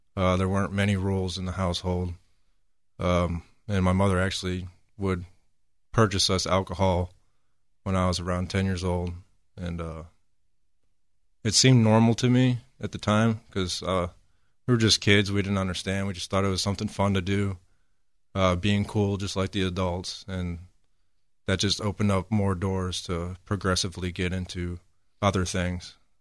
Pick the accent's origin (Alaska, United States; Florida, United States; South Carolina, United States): South Carolina, United States; Elgin; moved away as an adult; also born or lived in Perry, Ohio; now in Houston, United States; before I came to Houston, I actually lived in South Carolina in another small town called Elgin. I lived there for about nine to ten years